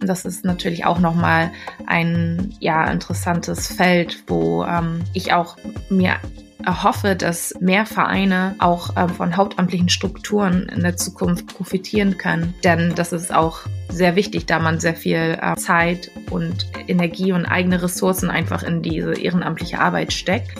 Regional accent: Hamburg, Germany; Ich bin gebürtige Hamburgerin

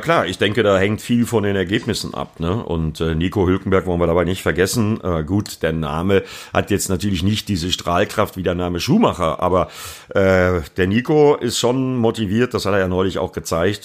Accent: Bremen, Germany; für mich als Bremer quasi mein Heimspiel

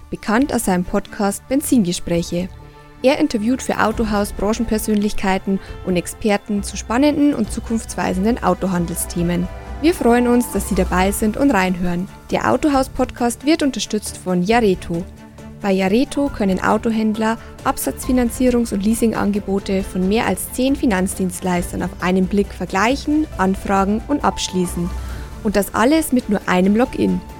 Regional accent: North Rhine-Westphalia, Germany; Ich komme ja auch aus der Ecke, also aus, aus dem südlichen Ruhrgebiet.

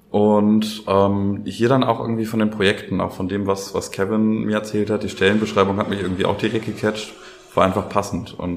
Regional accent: Schönberg, Germany; Also ich hatte da ähm, aus dem Ort, wo ich herkomme, Schönberg, da kommen wir nachher auch nochmal zu.

